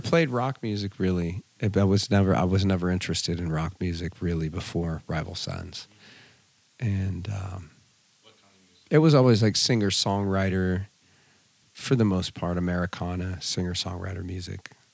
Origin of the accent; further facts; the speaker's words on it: California, United States; also born or lived in Fontana, California; my parents moved us up to the mountains. And so I grew up in a very small mountain community, lived back on a dirt road